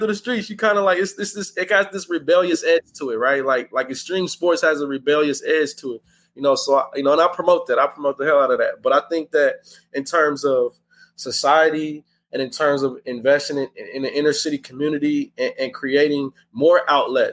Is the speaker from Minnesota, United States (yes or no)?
no; Hayward, California, United States; Growing up, I'm from Hayward, from South Hayward, I'm from the Bay Area